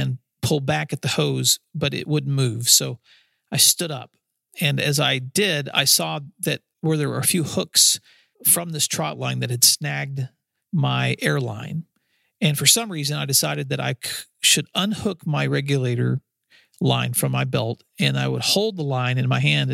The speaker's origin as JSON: {"language": "English", "region": "West Tennessee", "country": "United States", "tie": "born or raised there", "said": "in the Kentucky Lake area, where I grew up in West Tennessee."}